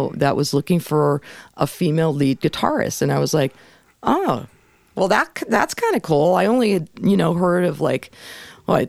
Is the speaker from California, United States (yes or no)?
yes; Los Angeles, California, United States; I grew up in North Hollywood